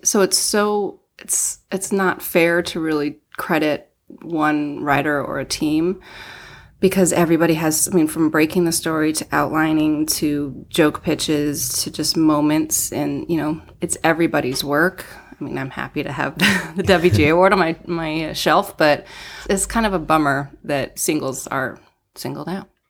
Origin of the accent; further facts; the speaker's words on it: Denver, Colorado, United States; moved away as an adult; also born or lived in Seattle; now in Los Angeles, United States; I grew up in Denver